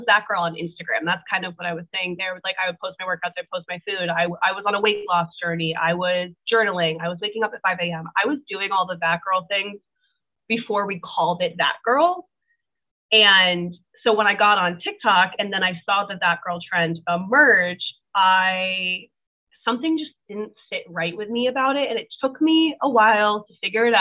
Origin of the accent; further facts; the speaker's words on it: Cape Cod, Massachusetts, United States; moved away as an adult; also born or lived in South Carolina; I'm originally from Massachusetts. I'm from the Cape